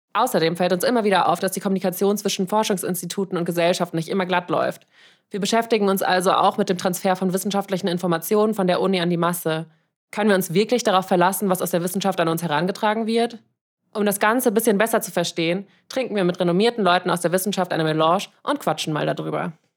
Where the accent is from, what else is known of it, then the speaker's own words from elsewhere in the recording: Frankfurt, Hesse, Germany; moved away as an adult; now in Vienna, Austria; Ich komme ursprünglich aus Frankfurt und wohne seit vier Jahren in Wien